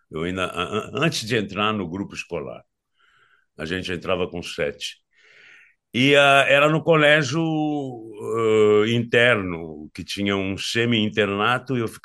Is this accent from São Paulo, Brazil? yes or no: yes; Santa Rita do Passa Quatro, São Paulo, Brazil; born there; eu nasci em Santa Rita do Passa Quatro, uma cidadezinha muito pequena, é, quando eu nasci, tinha 13 mil habitantes, hoje tem uns 30.